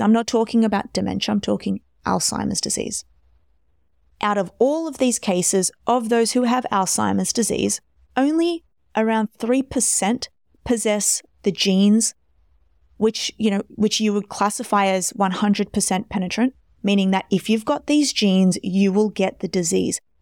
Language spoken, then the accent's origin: English; Australia; I'm Australian